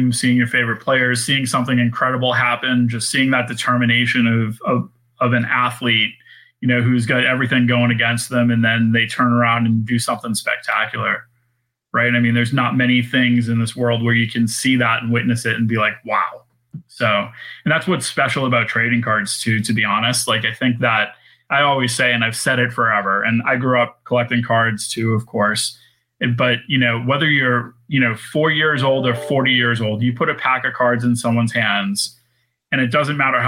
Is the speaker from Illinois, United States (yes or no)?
no; Boston, Massachusetts, United States; I'm from Boston and I'm a New England Patriot fan